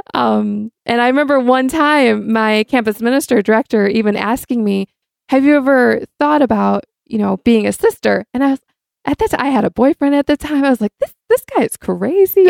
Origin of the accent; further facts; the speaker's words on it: Michigan, United States; also born or lived in Cleveland, Ohio; now in San Diego, United States; I grew up here in Michigan, mostly